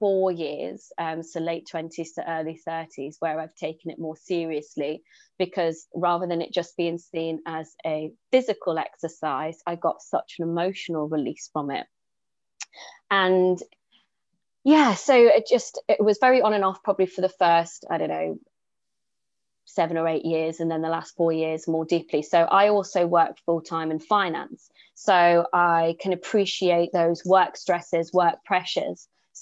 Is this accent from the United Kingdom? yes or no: yes; Newcastle, North East England, United Kingdom; accent: Geordie; now in Jersey; So I'm not actually from Jersey, I'm from Newcastle, but lacking the Geordie accent now. But I've been here for 15 years.